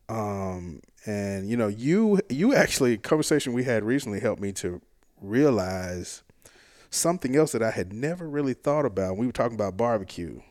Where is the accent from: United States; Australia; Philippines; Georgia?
United States; South Hinds County, Mississippi; grew up in South Hines County, which is like sort of the Pine Hills